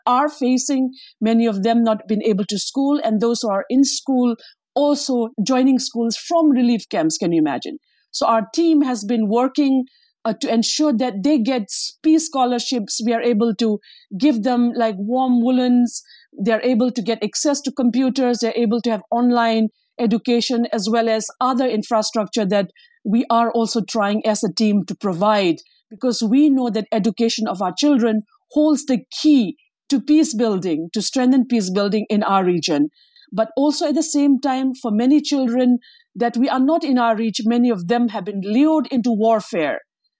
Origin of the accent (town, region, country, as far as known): Manipur, India; born or raised there